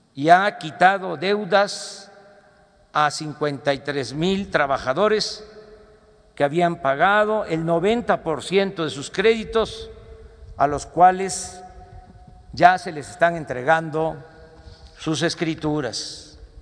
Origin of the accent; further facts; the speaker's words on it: Mexico; como somos los mexicanos